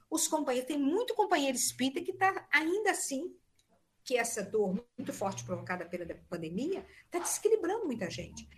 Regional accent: Leopoldina, Minas Gerais, Brazil; moved away; eu estou aqui em Leopoldina

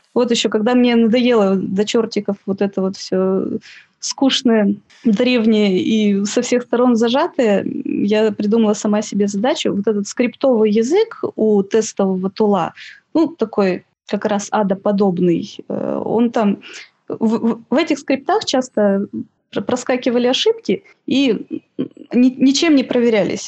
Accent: Siberia, Russia; moved away as an adult; also born or lived in Novosibirsk; now in Saint Petersburg, Russia; я из Сибири, училась в Новосибирске

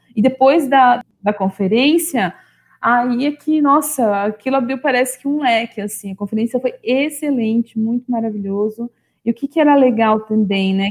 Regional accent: São Paulo, Brazil; eu sou de São Paulo, da capital, nasci e cresci aqui, nunca morei em outros lugares

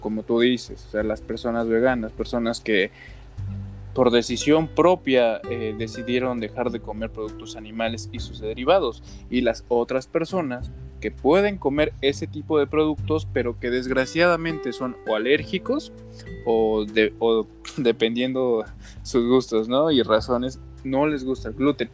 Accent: Mexico; nosotros somos mexicanos

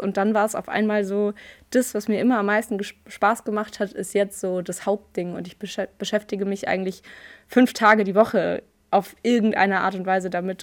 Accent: Frankfurt, Hesse, Germany; Ich komme aus Frankfurt, ich bin eine gebürtige Frankfurterin

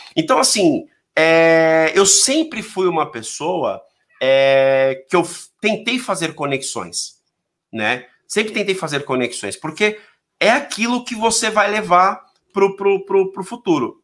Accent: São Paulo, Brazil; Eu sou daqui, eu sou da, aqui é de São Paulo aqui, não sei se conhece a Zona Leste, mas são aqueles moleque folgado da Zona Leste

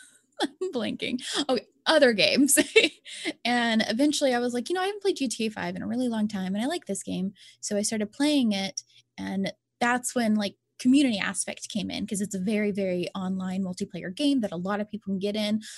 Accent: Louisiana, United States; I'm from Louisiana, and Louisiana is just, some areas, we're just part of little podunk areas

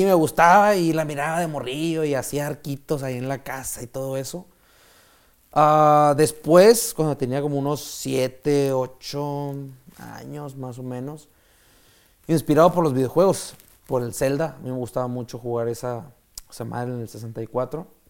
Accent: Mexico; soy el único mexicano que ha ganado una Copa del Mundo en tiro con arco

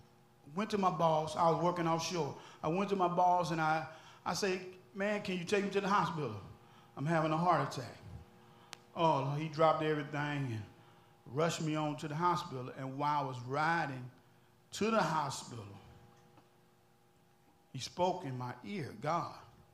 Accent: Alexandria, Louisiana, United States; That's why I'm here. I come way from Alexandria, Louisiana.

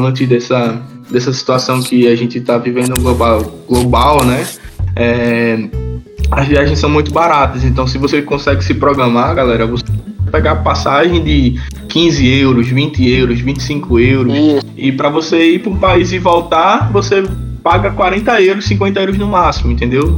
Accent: Northeast Region, Brazil; moved away; eu sou nordestino

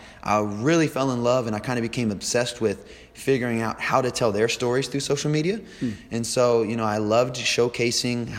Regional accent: Machias, United States; I'm from Machias, so we had a local gym around where I'm from

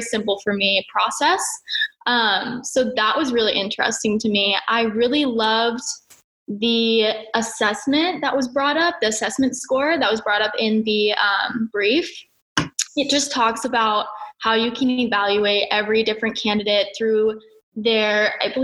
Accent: Oregon, United States; moved away; also born or lived in Spain / Colorado; I'm from Oregon

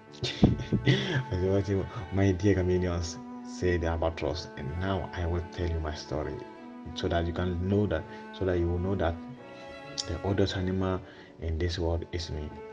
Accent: Ghana; English is a second language; now in Gravina di Catania, Italy; I'm coming from Ghana. I'm staying in Gravina, Catania.

